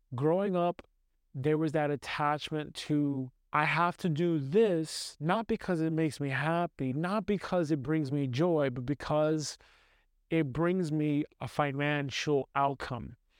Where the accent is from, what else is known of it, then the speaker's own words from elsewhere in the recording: New York City, New York, United States; I grew up in the United States. United States, heavily, especially New York City. New York City, Brooklyn